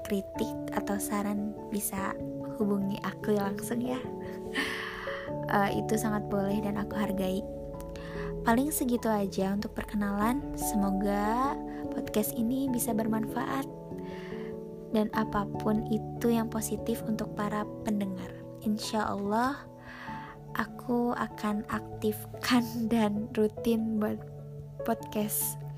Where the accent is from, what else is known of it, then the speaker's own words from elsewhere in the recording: Bandung, West Java, Indonesia; Walaupun aku keturunan Jawa, tetapi aku dibesarkan di kota Bandung.